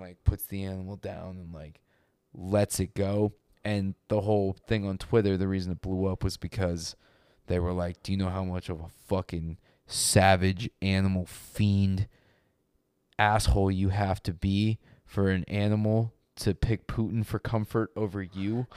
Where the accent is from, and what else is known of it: United States